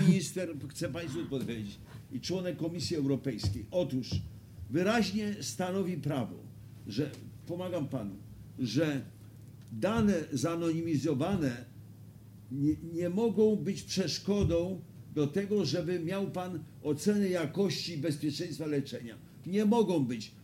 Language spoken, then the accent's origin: Polish; Wrocław, Lower Silesian Voivodeship, Poland; jako wrocławianin